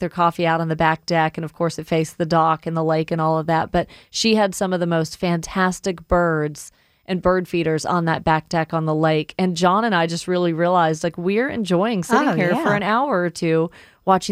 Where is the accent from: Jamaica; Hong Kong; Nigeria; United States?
United States; Woodstock, Georgia; I grew up in Woodstock, and my parents were always gardening.